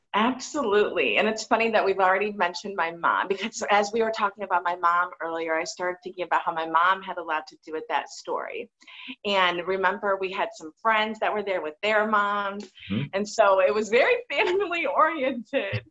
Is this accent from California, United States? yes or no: no; Michigan, United States; moved away; I come from a really hardworking family in Michigan, and mom and dad still live together in the same house that I go see them at when oh, I go to Michigan